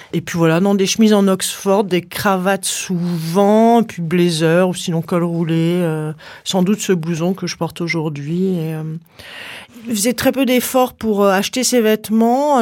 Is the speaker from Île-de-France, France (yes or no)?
yes; Paris, Île-de-France, France; j'habite à Paris, je suis née à Paris